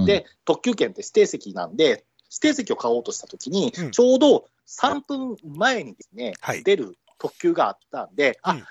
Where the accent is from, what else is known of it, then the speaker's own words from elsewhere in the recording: Kansai, Japan; 私も関西だったんですよ。